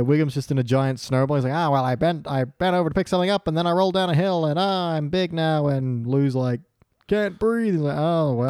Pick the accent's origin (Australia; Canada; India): Australia